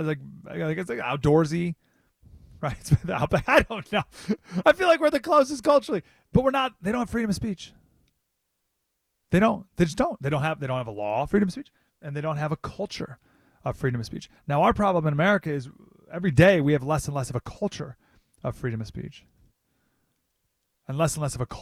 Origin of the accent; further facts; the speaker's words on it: Canada; at least us in Canada. They have a football league. Right? We play hockey.